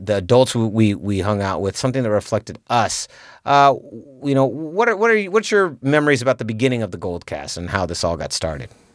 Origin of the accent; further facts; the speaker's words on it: San Francisco, California, United States; me and Raymond in particular, we're from the Mission District